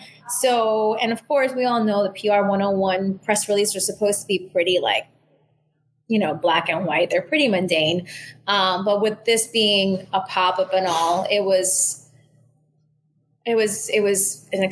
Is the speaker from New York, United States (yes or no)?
yes; New York City, New York, United States; moved away as an adult; also born or lived in San Juan, Puerto Rico; now in Miami, United States; I grew up in Manhattan also